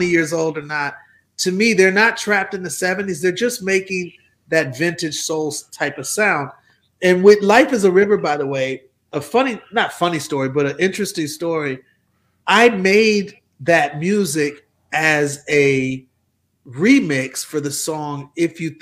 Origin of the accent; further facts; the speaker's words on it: Milwaukee, Wisconsin, United States; moved away; also born or lived in Atlanta; I'm from Milwaukee